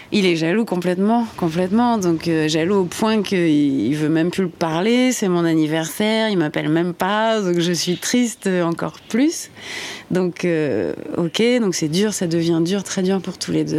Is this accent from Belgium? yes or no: no; Normandy, France; moved away; Je suis normande, j'ai 35 ans.